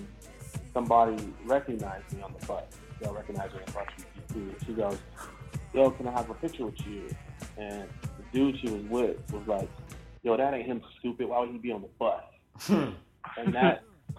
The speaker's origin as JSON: {"language": "English", "town": "Chicago", "region": "Illinois", "country": "United States", "tie": "born or raised there", "said": "I grew up on the South Side of Chicago"}